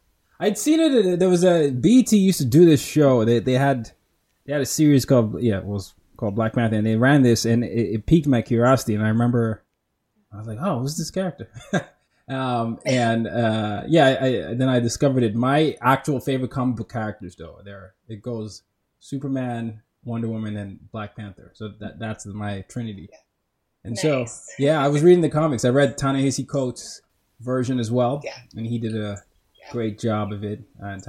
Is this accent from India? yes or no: no; Nigeria; So for those that don't know, I'm Nigerian. I was born in Nigeria and I'm from Nigeria